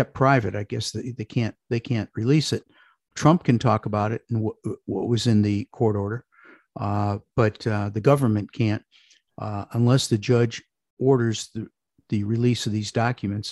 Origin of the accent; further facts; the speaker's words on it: Parma, Ohio, United States; moved away as an adult; also born or lived in Chicago; I grew up in a suburb of Cleveland called Parma